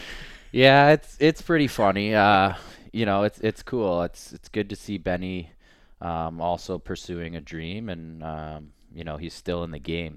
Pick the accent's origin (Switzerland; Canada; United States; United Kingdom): Canada; we're all Canadian